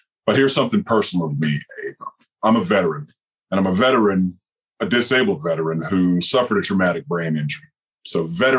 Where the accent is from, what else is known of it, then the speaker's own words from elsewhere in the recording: Troy, Alabama, United States; moved away; I was born in Troy, Alabama. So if you're familiar with John Lewis, you've heard of Troy, Alabama before.